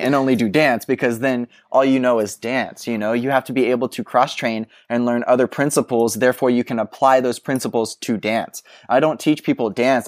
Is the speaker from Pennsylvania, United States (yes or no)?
no; Texas, United States; you're a kid growing up in Texas